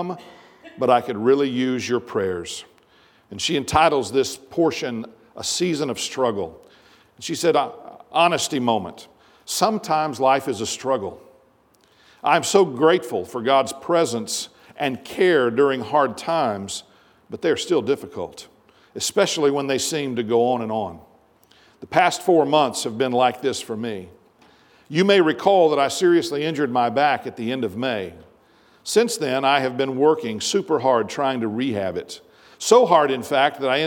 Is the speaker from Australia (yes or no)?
no; United States; our experience as American Christians